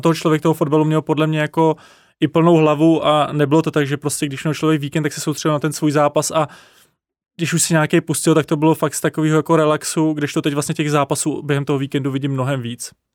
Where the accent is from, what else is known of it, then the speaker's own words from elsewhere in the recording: Czechia; jako Češi